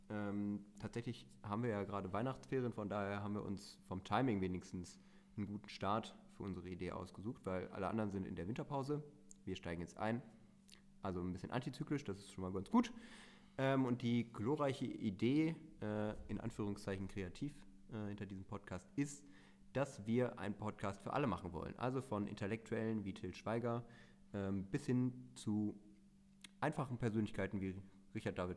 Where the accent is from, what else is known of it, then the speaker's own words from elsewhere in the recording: Rhineland, Germany; Nein, äh, ich komme aus dem Rheinland.